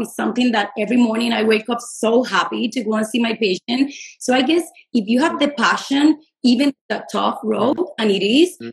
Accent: Puerto Rico; moved away as an adult; also born or lived in New York City, United States / Los Angeles, United States / Miami, United States; I'm originally from Puerto Rico

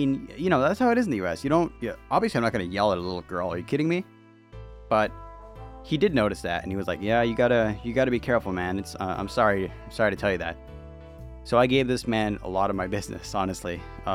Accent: United States; I'm an American

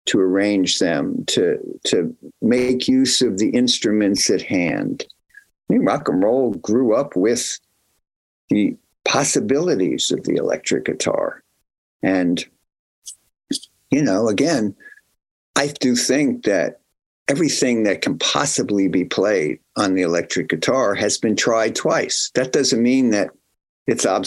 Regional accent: New Brunswick, New Jersey, United States; I was from New Brunswick, New Jersey, Central Jersey

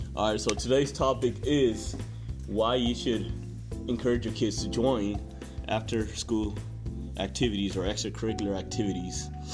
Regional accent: Phoenix, Arizona, United States; moved away as an adult; now in Lindsborg, United States; Growing up in Phoenix, Arizona, it, it was a big town

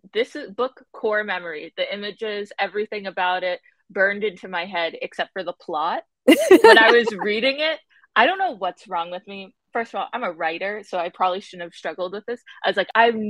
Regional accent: New York, United States; I was raised in New York

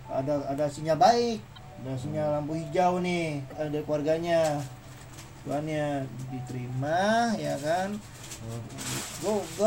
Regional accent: Java, Indonesia; manggil gue kan karena gue orang Jawa nih

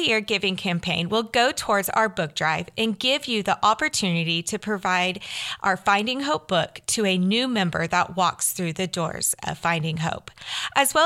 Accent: Derby, Kansas, United States; Derby, Kansas, which is my hometown

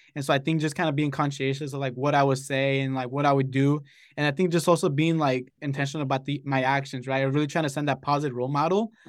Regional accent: Los Angeles, California, United States; moved away as an adult; now in Santa Barbara, United States; I grew up in Los Angeles

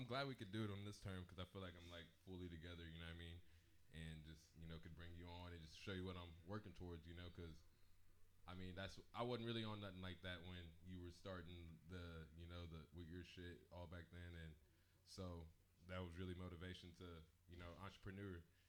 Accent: Farmington, Missouri, United States; I came from Farmington

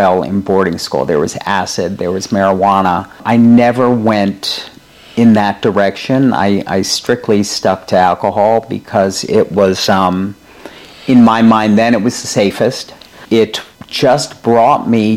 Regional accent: Rhode Island, United States; moved away as an adult; also born or lived in Manhattan, New York; now in New York, United States; since we were babies growing up in Rhode Island.

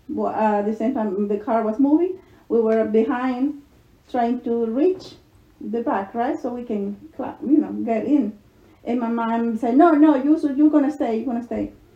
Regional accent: Aguilares, San Salvador, El Salvador; English is a second language; also born or lived in Jocoro, Morazán, El Salvador; now in United States; I only remember my hometown as Aguilares, and it's my hometown. Always remember that because that was my childhood

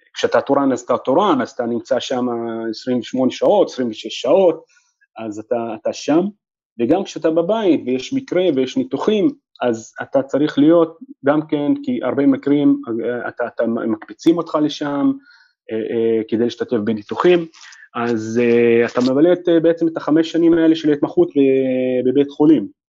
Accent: Nazareth, Northern District, Israel; moved away as an adult; also born or lived in Jerusalem / Haifa; חזרתי אה, אה, לנצרת, איפה שנולדתי

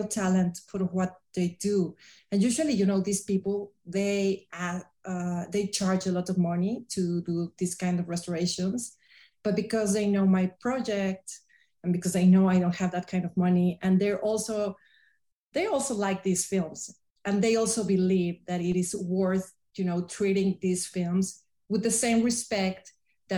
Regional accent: Tepoztlán, Morelos, Mexico; I brought all the films to my hometown in Tepoztlán

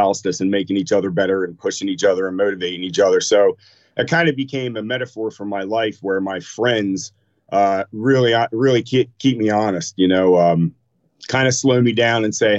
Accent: Camden, New Jersey, United States; also born or lived in Pennsauken, New Jersey / Maple Shade, New Jersey; now in Philadelphia, United States; was born in Jersey. Grew up in a couple of different interesting areas, Camden, just outside, Pensauken, Maple Shade

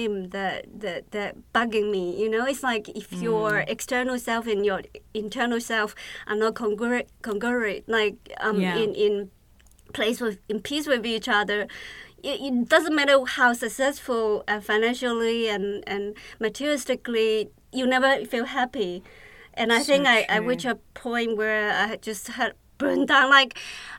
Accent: Fujian, China; moved away; also born or lived in Hong Kong; my younger sister were left behind in our hometown in Fujian province

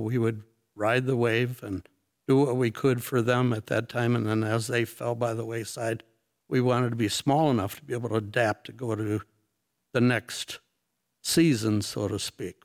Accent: North Muskegon, Michigan, United States; I grew up, uh, North Muskegon area.

